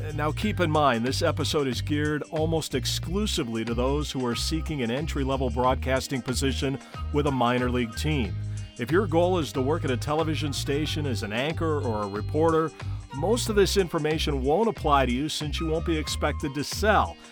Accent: Gary, Indiana, United States; my hometown team, the Gary South Shore Railcats.

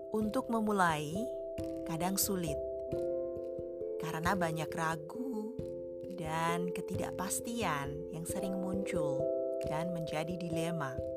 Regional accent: Indonesia; moved away as an adult; also born or lived in Jakarta / Kalimantan; now in Sweden

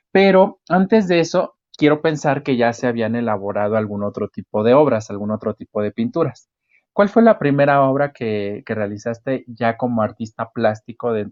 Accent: Mexico; que nos enorgullece como mexicanos.

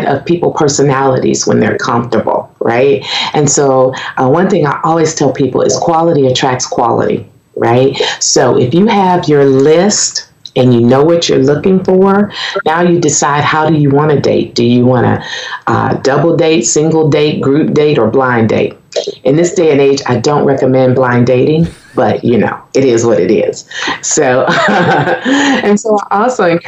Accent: Michigan, United States; moved away as an adult; also born or lived in Conway, Arkansas; now in Arkansas, United States; when I was 3 years old, my parents moved us to Michigan. And I grew up there

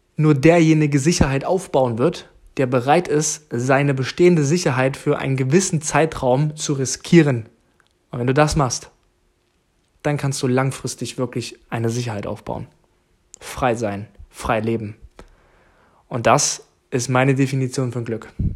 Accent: Jena, Thuringia, Germany; moved away as an adult; now in Bremen, Germany; aus Jena, okay? Meine Eltern leben in Thüringen

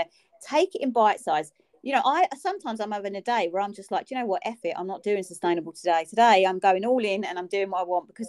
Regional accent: London, United Kingdom; accent: almost Cockney; I'm almost Cockney

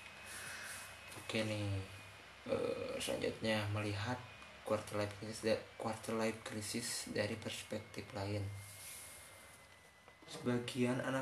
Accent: West Java, Indonesia; emang saya orang Sunda sih jadi susah selepas lah teman.

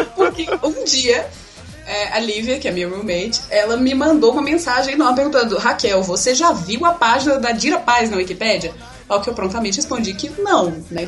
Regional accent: Itabira, Minas Gerais, Brazil; now in Belo Horizonte, Brazil; eu sou do interior, na verdade. Eu, não, eu moro aqui em BH tem seis anos, mas eu vim de Itabira, que é uma cidade do interior aqui perto

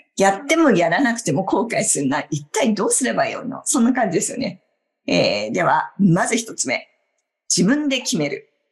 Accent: Obihiro, Hokkaido, Japan; moved away as an adult; now in New York, United States; 地元は北海道の帯広の日本から24年前にニューヨークに移って住むのを決めて

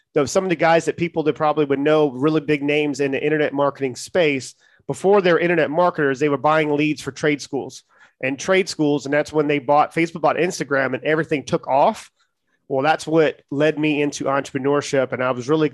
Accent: Charleston, South Carolina, United States; I'm from Charleston, South Carolina, born and raised

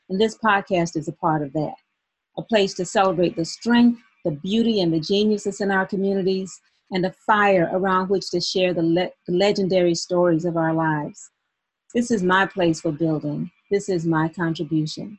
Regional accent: Albany, Georgia, United States; moved away as an adult; also born or lived in Atlanta / Philadelphia; now in Albany, United States; from Albany, Georgia, my hometown.

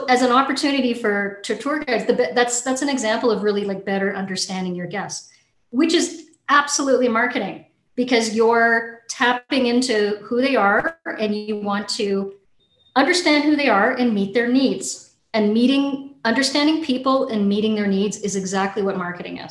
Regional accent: Canada; I'm a Canadian

